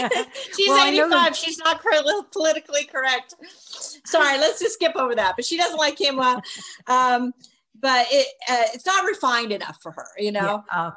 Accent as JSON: {"language": "English", "region": "New York", "country": "United States", "said": "I'm a New Yorker."}